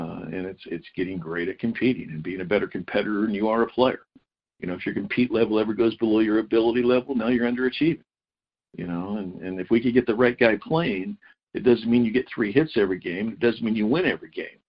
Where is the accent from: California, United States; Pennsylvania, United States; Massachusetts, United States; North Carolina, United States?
California, United States; Huntington Beach; I'm from Huntington Beach, California